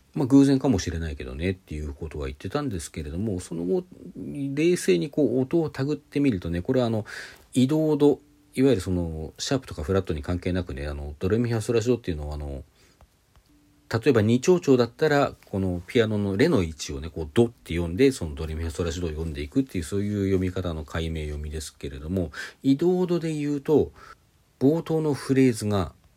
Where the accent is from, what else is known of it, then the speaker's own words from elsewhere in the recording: Hokkaido, Japan; 私、自分が北海道雪国出身だ